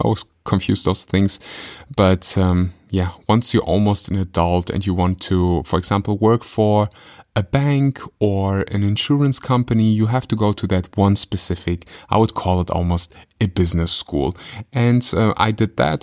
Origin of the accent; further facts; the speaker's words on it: Germany; I grew up in Germany.